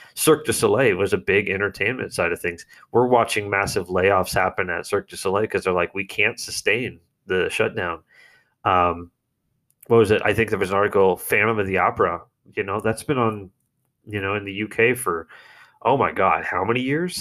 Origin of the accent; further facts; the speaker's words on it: United States; I'm an American.